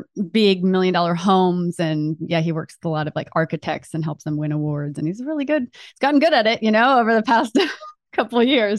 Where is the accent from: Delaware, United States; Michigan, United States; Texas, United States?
Delaware, United States; So I grew up in Delaware and he kind of served the tri-state area.